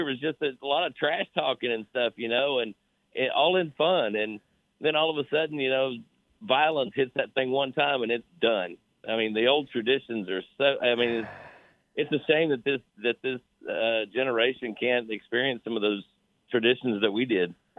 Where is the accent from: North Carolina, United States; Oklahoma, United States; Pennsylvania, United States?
Oklahoma, United States; Born and raised in Oklahoma